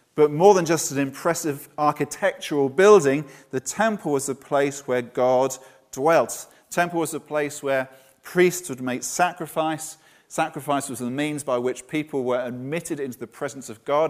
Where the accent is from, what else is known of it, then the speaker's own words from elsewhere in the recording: Brighton, South East England, United Kingdom; also born or lived in Bournemouth; now in Poole, United Kingdom; my hometown was Brighton